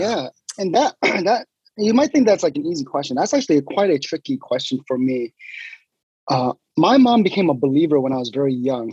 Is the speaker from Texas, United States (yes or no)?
yes; Sugar Land, Texas, United States; moved away as an adult; now in Hayward, United States; most of my life was spent in in Houston, uh, in a suburb of Houston called Sugarland